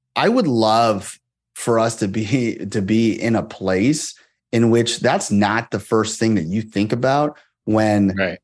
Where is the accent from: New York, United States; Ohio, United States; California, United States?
California, United States; Moraga; also born or lived in Monterey, California; I grew up there from when I was five and, until I graduated high school